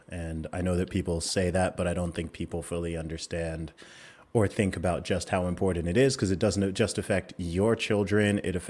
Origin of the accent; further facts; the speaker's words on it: Saudi Arabia; Of course, a lot of people know I grew up in Saudi Arabia. So I lived there for 20 years, and my parents used to work over there. Both my parents are originally from Nigeria.